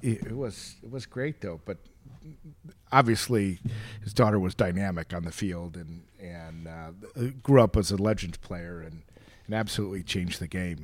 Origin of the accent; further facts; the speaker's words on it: Chicago, Illinois, United States; I grew up in the Chicagoland area